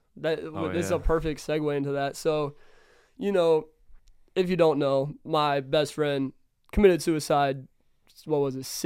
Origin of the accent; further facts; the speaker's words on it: Kansas City, United States; I'm from Kansas City.